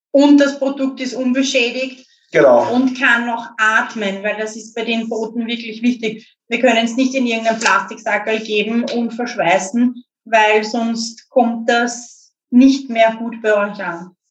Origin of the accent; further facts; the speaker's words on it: Lower Austria, Austria; ich bin auch aus Niederösterreich, aber halt näher an der Stadt